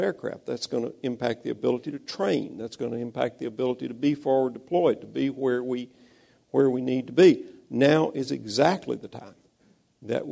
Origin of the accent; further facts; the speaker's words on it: Mississippi, United States; I'm from Mississippi